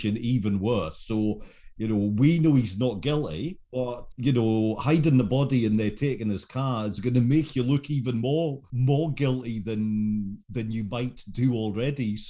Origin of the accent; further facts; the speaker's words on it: United Kingdom; as a British viewer